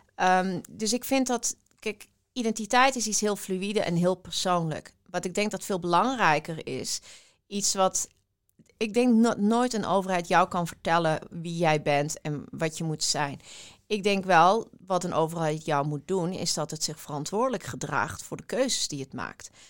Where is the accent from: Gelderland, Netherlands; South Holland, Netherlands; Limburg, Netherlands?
Limburg, Netherlands; Weert; ik ben eh, opgegroeid in Weert. Dat, is, dat ligt in Limburg